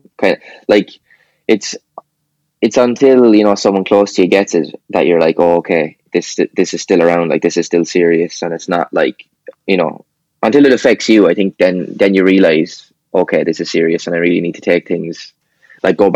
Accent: Kilkenny, Leinster, Ireland; I was born here

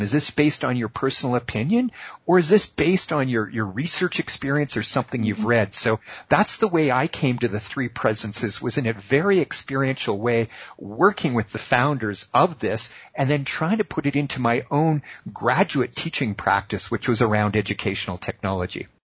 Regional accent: Boston, Massachusetts, United States; I was born in the Boston area

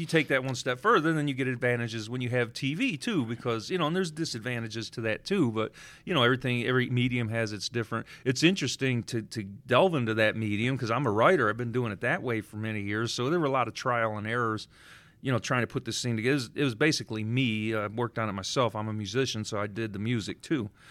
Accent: Detroit, Michigan, United States; I grew up in the Cass Corridor before they called it Midtown in the seventies.

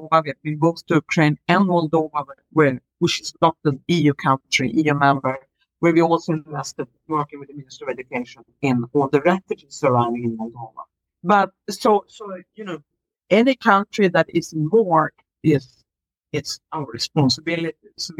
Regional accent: Sweden; I grew up in Sweden

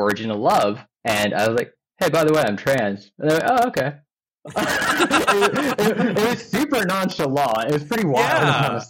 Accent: Salt Lake City, Utah, United States; moved away as an adult; now in Duluth, United States; I was born in Salt Lake City, Utah. I lived there for like the first 27-ish years of my life.

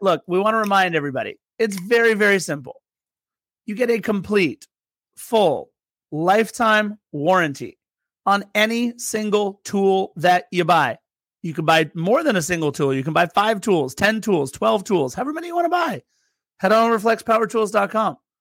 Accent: Torrance, California, United States; also born or lived in Lawndale; I'm from Torrance, live in Lawndale

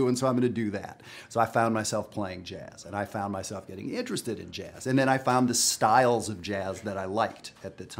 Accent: Western Canada, Canada; I'm from Western Canada

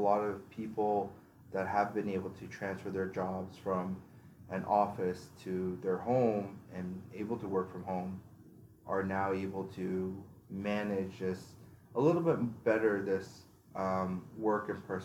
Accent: Canada

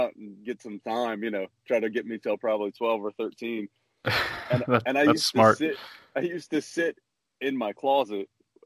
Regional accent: Kansas City, Missouri, United States; I grew up in Kansas City, Missouri

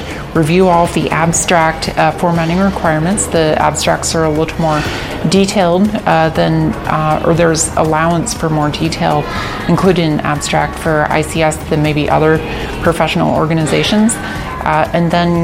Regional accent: United States; I am a urologist from the United States

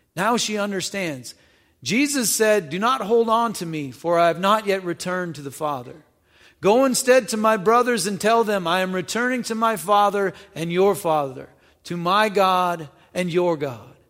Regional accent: North Dakota, United States; moved away as an adult; also born or lived in Illinois; I grew up in North Dakota, and went to college in Illinois.

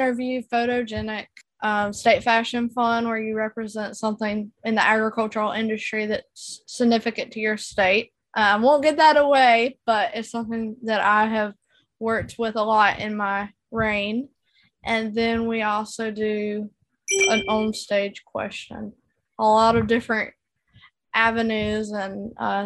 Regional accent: Youngsville, North Carolina, United States; I'm from Youngsville, North Carolina.

